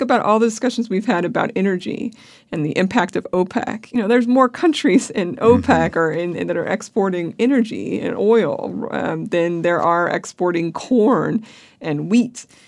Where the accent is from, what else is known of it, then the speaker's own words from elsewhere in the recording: Pennsylvania, United States; I grew up in Pennsylvania